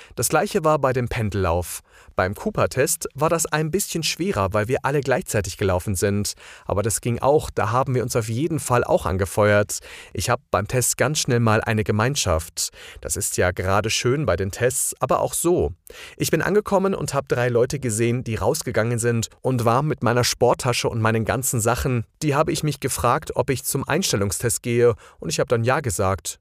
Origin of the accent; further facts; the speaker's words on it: Heidelberg, Baden-Württemberg, Germany; Ich komme aus Heidelberg in Baden-Württemberg.